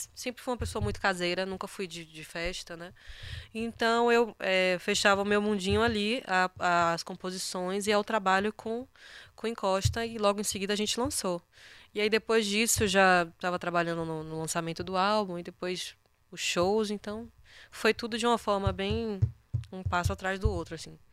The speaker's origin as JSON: {"language": "Portuguese", "region": "Bahia", "country": "Brazil"}